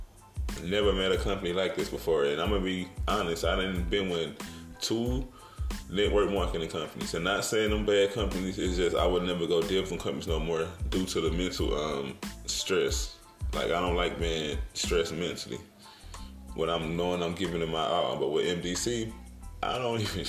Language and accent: English; Brooklyn, Illinois, United States; also born or lived in East St. Louis, Illinois / Granite City, Illinois / Indiana; I grew up in Brooklyn, Illinois, East St. Louis, Granite City, the Indiana, the Midwest area